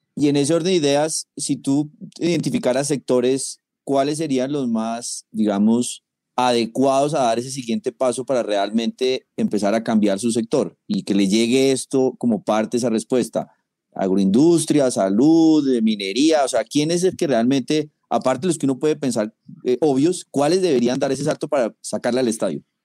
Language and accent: Spanish; Colombia; Para nosotros como colombianos